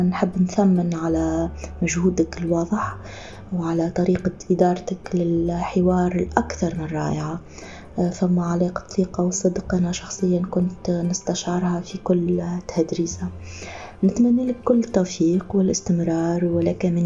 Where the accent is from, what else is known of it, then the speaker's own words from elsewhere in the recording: Tunisia; بالرغم اللي أنا مش ليبية أنا تونسية